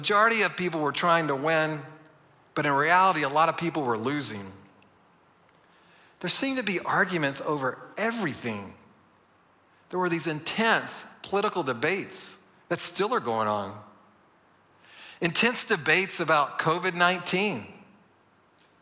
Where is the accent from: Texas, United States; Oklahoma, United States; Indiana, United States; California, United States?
Texas, United States; also born or lived in Dallas; I'm from Texas